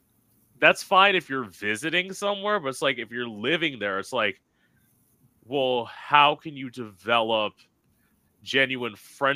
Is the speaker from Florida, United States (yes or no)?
yes; Florida, United States; I am born and raised in Florida, and I live in Florida now.